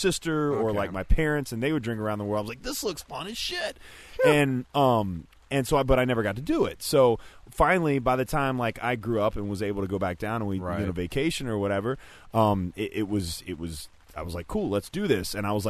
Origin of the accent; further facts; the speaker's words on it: Orlando, Florida, United States; I grew up in Disney, or I grew up in Orlando.